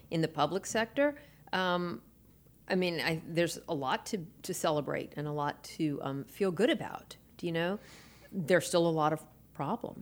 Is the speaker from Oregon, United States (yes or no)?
no; New Orleans, Louisiana, United States; now in Baton Rouge, United States; I was in New Orleans, born and raised there